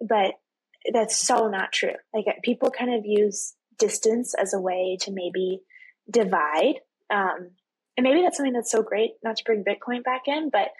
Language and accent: English; Texas, United States; I'm from Texas